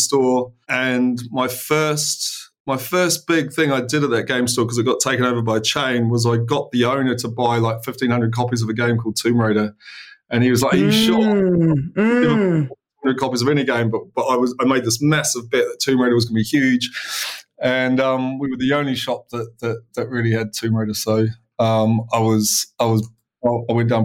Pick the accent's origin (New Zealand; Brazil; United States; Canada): New Zealand; Christchurch, Canterbury; now in United Kingdom; So I was born in Christchurch, New Zealand, a long time ago, 1975.